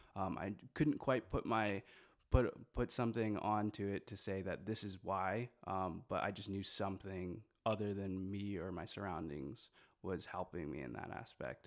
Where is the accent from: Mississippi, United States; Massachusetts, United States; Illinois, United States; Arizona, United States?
Illinois, United States; Moline; moved away as an adult; also born or lived in Busan, South Korea; now in Evansville, United States; I'm from Moline, which is one of the major cities in that, in that grouping. Um, I've, I was originally born in, uh, Korea, in Busan